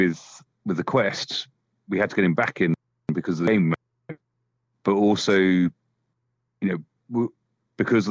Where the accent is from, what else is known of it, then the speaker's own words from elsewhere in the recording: United Kingdom; for us as British developers